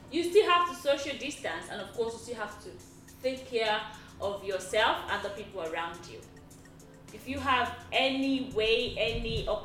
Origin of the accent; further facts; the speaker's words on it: Nigeria; I am a Nigerian lady who knows someone that knows someone, and that person is a friend of another. In Nigeria, everybody knows somebody.